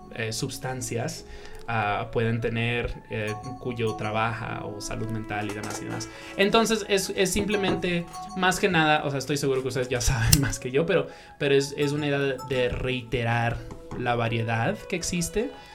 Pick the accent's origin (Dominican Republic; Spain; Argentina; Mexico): Dominican Republic; moved away; also born or lived in New York, United States / Colombia; yo me crié en la República Dominicana